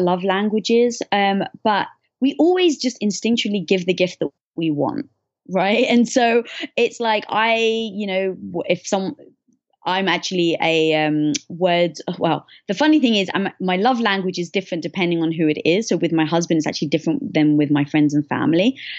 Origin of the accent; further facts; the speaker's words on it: London, United Kingdom; moved away; I was brought up in London